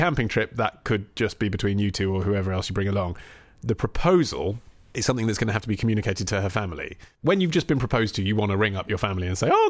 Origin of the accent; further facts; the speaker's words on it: New Orleans, Louisiana, United States; Since we live far away from Montana in my hometown of New Orleans, and will for the foreseeable future